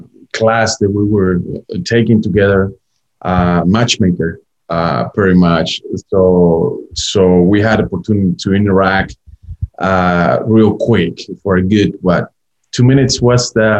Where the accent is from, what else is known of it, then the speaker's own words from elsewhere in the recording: Caracas, Capital District, Venezuela; English is a second language; moved away as an adult; also born or lived in Spain / Barcelona; I was born in Caracas, Venezuela. I was in Venezuela. You know, my family is from there. I'm from Caracas, Venezuela, pretty much.